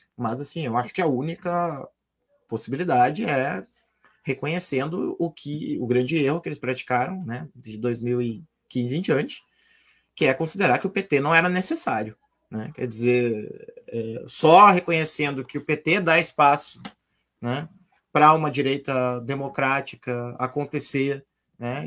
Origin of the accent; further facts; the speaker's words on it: Rio Grande do Sul, Brazil; eu sou gaúcho